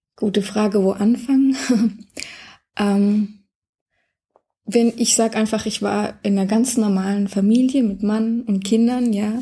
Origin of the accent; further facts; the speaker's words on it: Germany; ich bin aufgewachsen in der DDR, hm, okay. die ersten zwölf Jahre